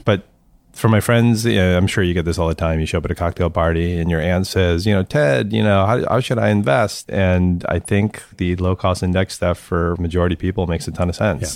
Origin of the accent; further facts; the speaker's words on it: St. Louis, Missouri, United States; I grew up in Saint Louis